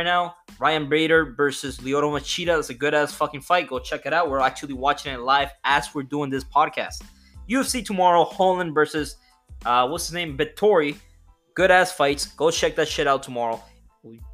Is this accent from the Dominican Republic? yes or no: yes; Dominican Republic; accent: Dominican; I'm Dominican, so my accent is a little weird